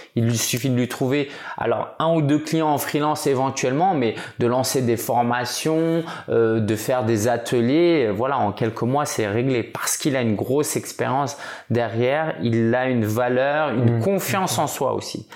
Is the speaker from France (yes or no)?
yes; France; je suis français d'origine chinoise